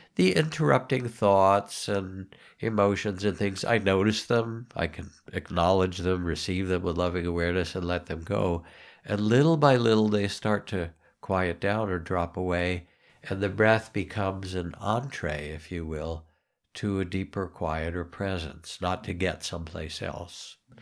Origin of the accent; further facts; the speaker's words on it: United States; we're American.